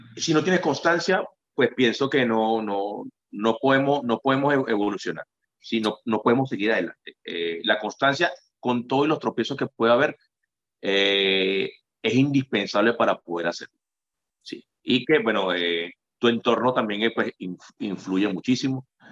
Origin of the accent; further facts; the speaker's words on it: Venezuela; moved away; Venezuela es la tierra de mis raíces.